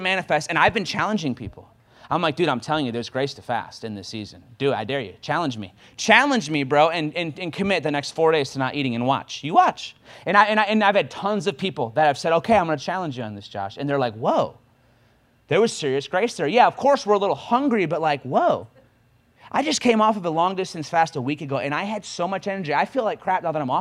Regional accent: Michigan, United States; moved away as an adult; now in Kansas City, United States; I'm from Michigan

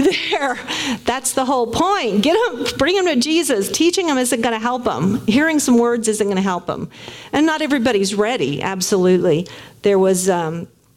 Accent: Tulsa, Oklahoma, United States; When I was in high school, I'm from Tulsa

